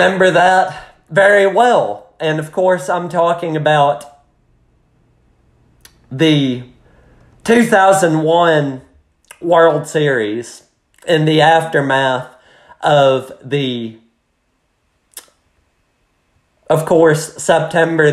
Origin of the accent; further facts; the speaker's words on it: United States; just as an American watching it